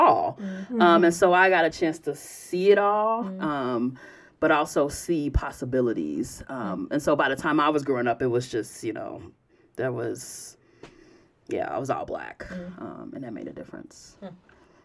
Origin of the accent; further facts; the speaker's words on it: Chicago, Illinois, United States; not only am I from Chicago, but I'm from the South Side, mm-hmm. and I grew up kind of adjacent to the neighborhood that she grows up in.